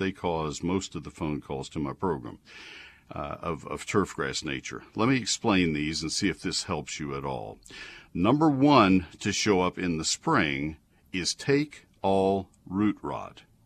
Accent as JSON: {"language": "English", "region": "Texas", "country": "United States", "tie": "born or raised there", "said": "I grew up in Texas"}